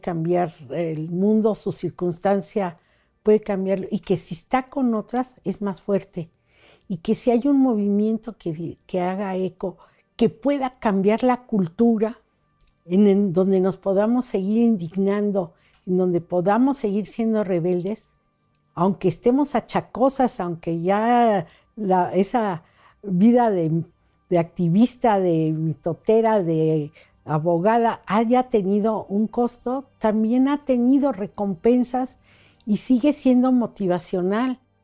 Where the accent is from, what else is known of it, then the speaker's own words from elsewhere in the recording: Mexico City, Mexico; moved away as an adult; now in Chiapas, Mexico; Yo soy de la Ciudad de México